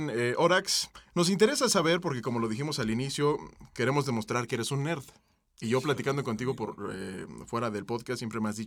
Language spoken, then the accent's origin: Spanish; Mexico City, Mexico; Ciudad de México.